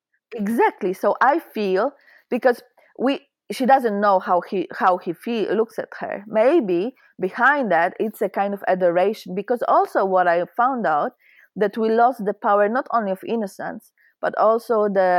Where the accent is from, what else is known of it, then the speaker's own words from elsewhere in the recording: Poland; now in Sweden; I'm Polish, so I right now I live in Sweden, but I was born in Poland, and I'm quite shocked. I moved out from Poland in 2016